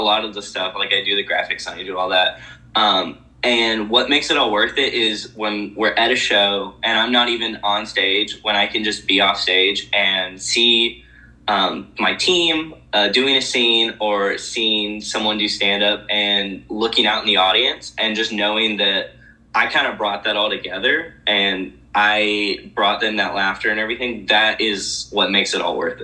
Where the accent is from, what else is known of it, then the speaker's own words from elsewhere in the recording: Dahlonega, Georgia, United States; now in Athens, United States; I grew up in Dahlonega my whole life. I went to elementary, middle, high school there